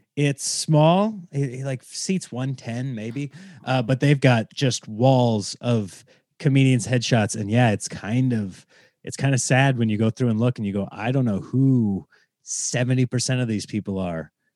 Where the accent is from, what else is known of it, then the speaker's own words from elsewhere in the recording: Nebraska, United States; now in Los Angeles, United States; I grew up in Nebraska